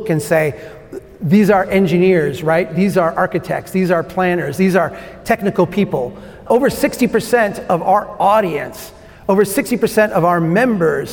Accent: Minnesota, United States; as a Minnesotan

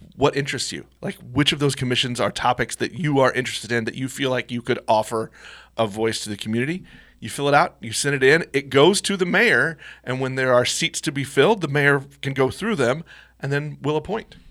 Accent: Missouri, United States; while I love my hometown, sometimes I don't love Missouri

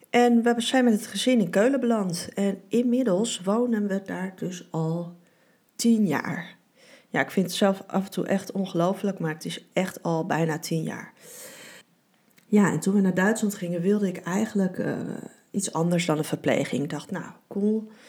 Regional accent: Beverwijk, North Holland, Netherlands; born there; In 1975 ben ik geboren in Beverwijk, in Noord-Holland.

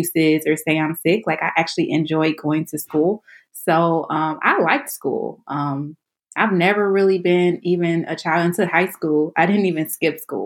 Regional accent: Detroit, Michigan, United States; moved away as an adult; now in Washington, D.C., United States; I'm originally from Detroit, Michigan, inner city, not the suburbs

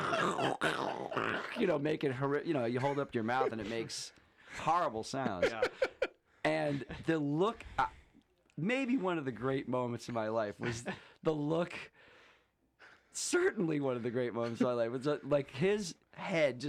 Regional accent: Syracuse, New York, United States; now in Vermont, United States; I'm from Syracuse.

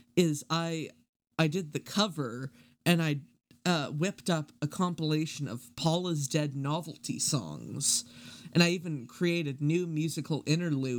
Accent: Canada; I'm Canadian

